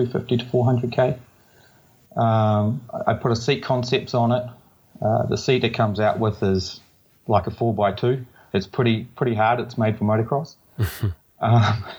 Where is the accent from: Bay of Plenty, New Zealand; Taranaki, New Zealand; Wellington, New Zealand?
Bay of Plenty, New Zealand; Tauranga; moved away as an adult; also born or lived in Portland, Oregon; originally from Tauranga, New Zealand, born and raised in New Zealand.